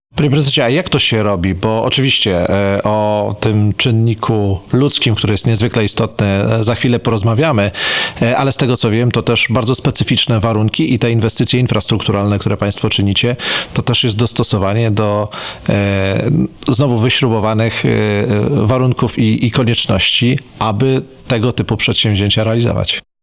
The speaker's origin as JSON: {"language": "Polish", "town": "Węgrów", "region": "Masovian Voivodeship", "country": "Poland", "tie": "born or raised there", "said": "moich rodzinnych stron w Węgrowie"}